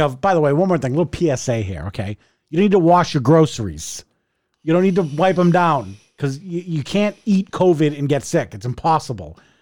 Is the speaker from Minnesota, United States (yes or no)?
no; Revere, Massachusetts, United States; I grew up in Revere